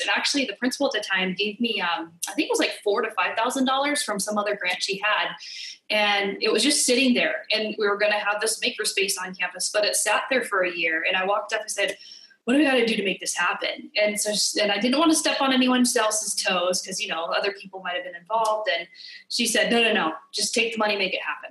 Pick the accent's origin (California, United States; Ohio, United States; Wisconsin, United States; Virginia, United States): California, United States; moved away as an adult; now in Hawaii, United States; I'm from California, uh, born and raised in California.